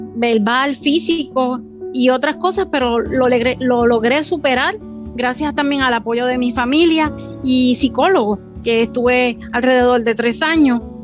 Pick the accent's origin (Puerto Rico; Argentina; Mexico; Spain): Puerto Rico; soy de Puerto Rico